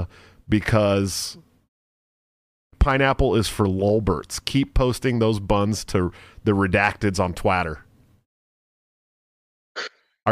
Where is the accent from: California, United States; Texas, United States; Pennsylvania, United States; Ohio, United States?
California, United States; moved away; I'm from California originally